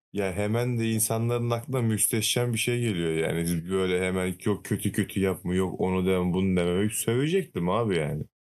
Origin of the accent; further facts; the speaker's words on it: Trabzon, Turkey; ben de Trabzonluyum.